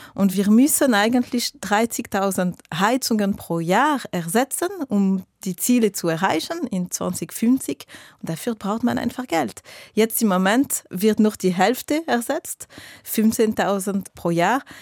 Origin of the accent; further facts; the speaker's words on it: Geneva, Switzerland; ich bin aus Genf, ich wohne in der Nähe vom Flughafen.